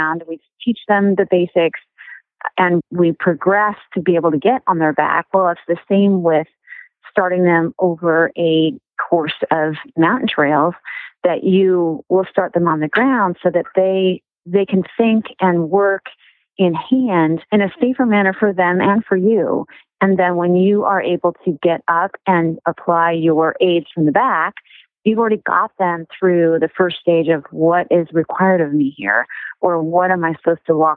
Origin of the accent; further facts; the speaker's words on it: Palos Verdes, California, United States; now in Central Coast, United States; I grew up in Palos Verdes